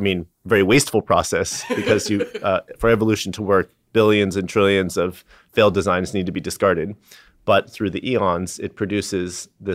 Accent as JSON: {"language": "English", "town": "San Diego", "region": "California", "country": "United States", "tie": "born or raised there", "said": "I grew up in San Diego, and they helped me get in contact with a professor at UCSD, Bill Loomis."}